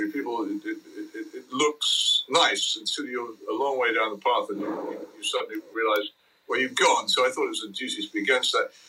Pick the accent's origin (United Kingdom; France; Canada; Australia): United Kingdom; England; And I, I grew up in England so wholly different from the one that anybody now experiences that it's hard even to begin to explain